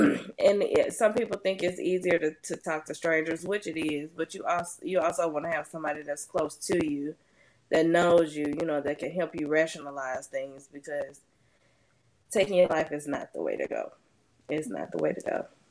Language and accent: English; Little Rock, Arkansas, United States; I'm actually from Little Rock, Arkansas